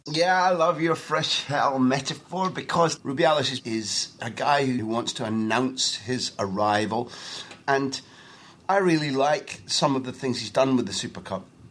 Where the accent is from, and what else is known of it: Scotland, United Kingdom; now in Barcelona, Spain